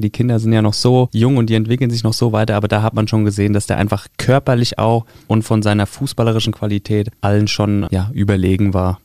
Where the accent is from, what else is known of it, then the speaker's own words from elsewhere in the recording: Taunus, Hesse, Germany; moved away; also born or lived in Frankfurt-Höchst; Ich komme ursprünglich aus dem Taunus, also von der anderen Ebbisch-Seite, von der anderen Rheinseite. Und äh, das war der SV Heftrich, nahe bei Itstein